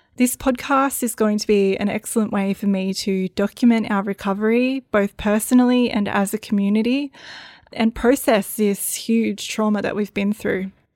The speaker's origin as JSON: {"language": "English", "area": "Northern Rivers", "region": "New South Wales", "country": "Australia", "tie": "born or raised there", "said": "my story of growing up in the Northern Rivers"}